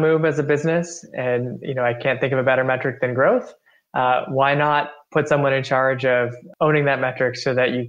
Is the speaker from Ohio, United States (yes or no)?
yes; Chardon, Ohio, United States; My hometown is Chardon, Ohio, population roughly 5,000.